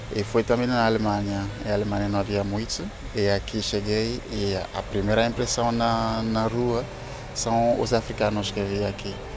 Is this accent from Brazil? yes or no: no; Togo; Portuguese is a second language; moved away as an adult; also born or lived in Seville, Spain / Germany; now in Lisbon, Portugal; sou de Togo